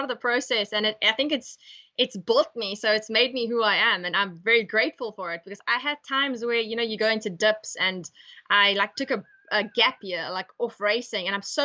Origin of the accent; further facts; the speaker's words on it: East London, Eastern Cape, South Africa; moved away; also born or lived in North West, South Africa; I come from East London